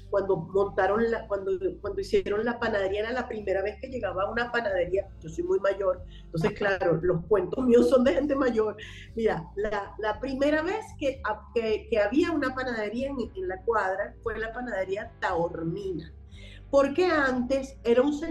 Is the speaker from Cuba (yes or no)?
no; Caracas, Capital District, Venezuela; Sí, yo soy caraqueñísima, yo nací en la calle El Medio, del Prado María. La parroquia Santa Rosalía